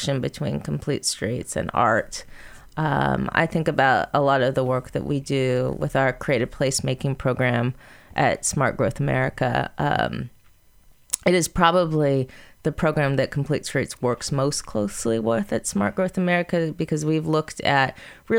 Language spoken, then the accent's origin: English; Seattle, Washington, United States; my hometown of Seattle